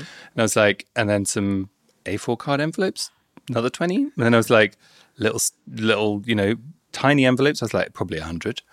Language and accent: English; London, United Kingdom; also born or lived in Bournemouth; I grew up in London, then I went down to Bournemouth